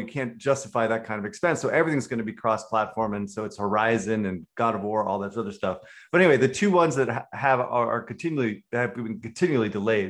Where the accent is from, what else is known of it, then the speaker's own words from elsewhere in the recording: West Coast, United States; moved away; also born or lived in Finland / Estonia; I'm from the West Coast.